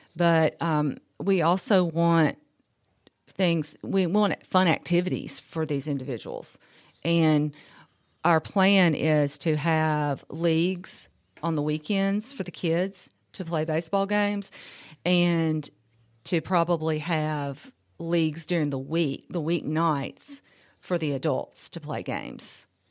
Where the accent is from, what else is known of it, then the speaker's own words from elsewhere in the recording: Columbia, Tennessee, United States; I'm from Columbia. I was raised here.